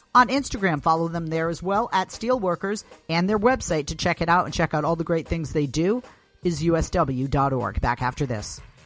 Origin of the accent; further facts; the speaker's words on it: Massachusetts, United States; my home state of Massachusetts